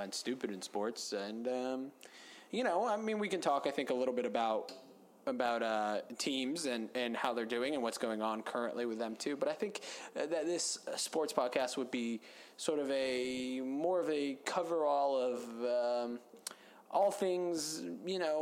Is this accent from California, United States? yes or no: no; Atlanta, Georgia, United States; born or raised there